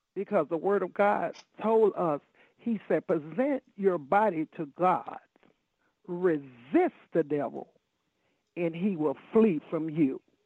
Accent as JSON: {"language": "English", "town": "Chicago", "region": "Illinois", "country": "United States", "tie": "born or raised there", "said": "I grew up in Chicago, Illinois"}